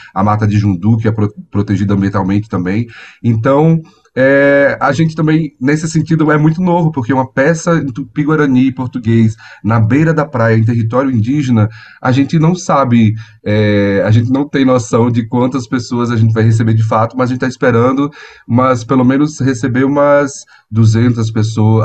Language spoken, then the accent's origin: Portuguese; Natal, Rio Grande do Norte, Brazil; moved away as an adult; now in São Paulo, Brazil; eu sou do Rio Grande do Norte, do Natal, né? E eu migrei é, para cá faz nove anos.